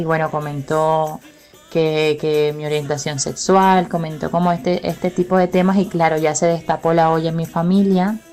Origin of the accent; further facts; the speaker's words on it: Caribbean Region, Colombia; moved away; Nací en pueblo en el Caribe colombiano, en el año 1991